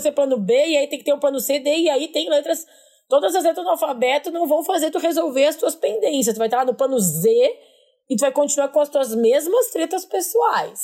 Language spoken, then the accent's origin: Portuguese; Porto Alegre, Rio Grande do Sul, Brazil; moved away; dos conterrâneos de Porto Alegre